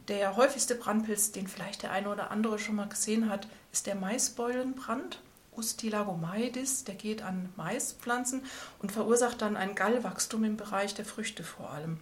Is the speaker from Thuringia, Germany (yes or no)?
no; Schwelm, North Rhine-Westphalia, Germany; moved away as an adult; also born or lived in Cologne / Auvergne / Tübingen; Ich komme aus Schwelm, das liegt bei Wuppertal